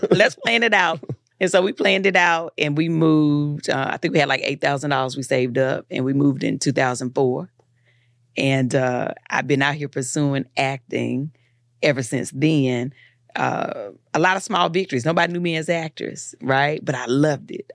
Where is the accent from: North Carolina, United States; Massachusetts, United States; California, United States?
North Carolina, United States; Eden; I'm from Eden, so nobody was an actor.